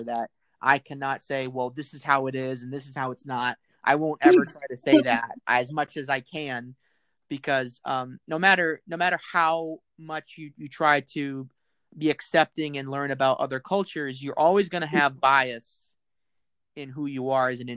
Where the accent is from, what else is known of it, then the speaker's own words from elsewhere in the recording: United States; as an American, my history is a history of racism and slavery in this country